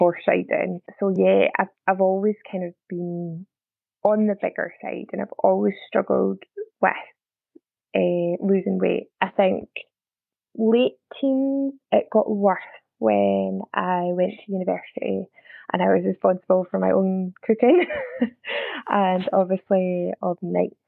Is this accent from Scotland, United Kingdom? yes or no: yes; Scotland, United Kingdom; accent: Scottish; also born or lived in near Glasgow; I'm Scottish, probably tell by the accent. Live just outside of Glasgow